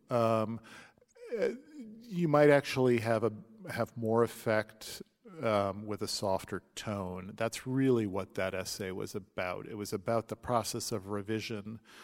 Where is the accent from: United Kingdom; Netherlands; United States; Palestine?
United States; St. Louis, Missouri; when I grew up in Saint Louis